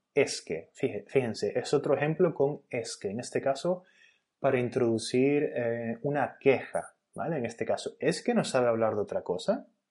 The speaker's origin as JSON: {"language": "Spanish", "country": "Spain", "said": "en España decimos wifi"}